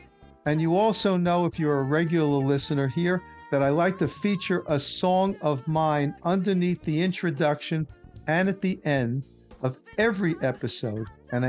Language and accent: English; New York City, New York, United States; she's from my hometown, Queens, New York.